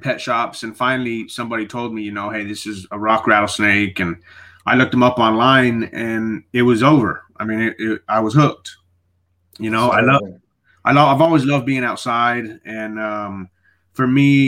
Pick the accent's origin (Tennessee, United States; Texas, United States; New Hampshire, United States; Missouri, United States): Texas, United States; Midland; also born or lived in El Paso, Texas; I grew up in another place about 4 hours away called Midland, Texas